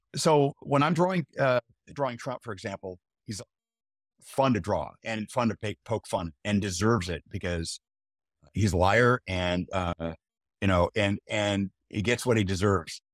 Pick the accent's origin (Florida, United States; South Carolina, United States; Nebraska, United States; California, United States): Nebraska, United States; Omaha; born or raised there